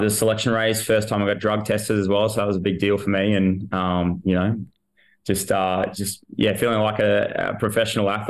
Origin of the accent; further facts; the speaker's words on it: Queensland, Australia; Um, I was in the Brizzy Lions Academy.